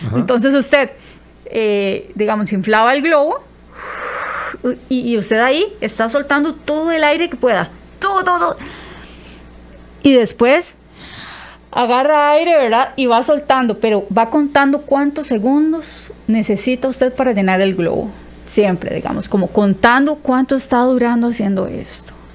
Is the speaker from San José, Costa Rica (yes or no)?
no; Zarcero, Alajuela, Costa Rica; accent: zarcereño; Yo soy de Zarcero, ¿verdad? Entonces, yo tenía muchísimo acento zarcereño